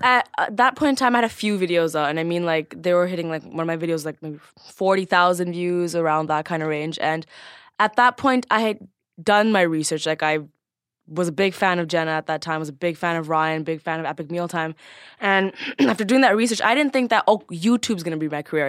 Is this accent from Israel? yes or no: no; Scarborough, Ontario, Canada; I was born and raised in Scarborough, which is a pretty ghetto little suburb